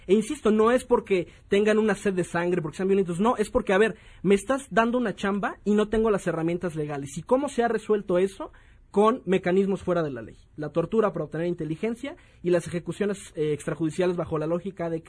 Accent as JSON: {"language": "Spanish", "country": "Mexico", "said": "Lo único que nos distingue de los delincuentes, nosotros como Estado mexicano, es operar en el marco de la legalidad."}